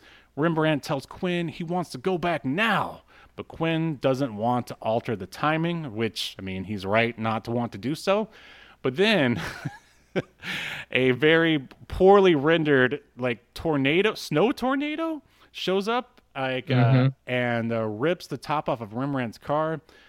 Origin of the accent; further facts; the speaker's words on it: Florida, United States; I don't know. We're from Florida. What do you want?